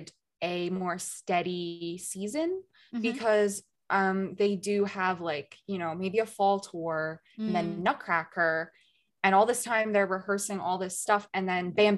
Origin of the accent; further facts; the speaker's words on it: United States; moved away as an adult; now in Germany; I'm an American